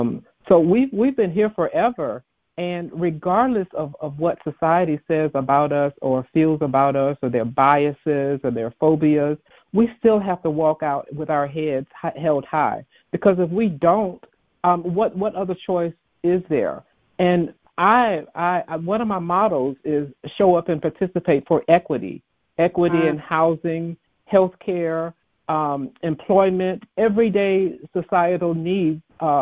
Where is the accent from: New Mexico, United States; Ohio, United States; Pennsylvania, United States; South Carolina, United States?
South Carolina, United States; Sumter; moved away; My hometown, Sumter, South Carolina.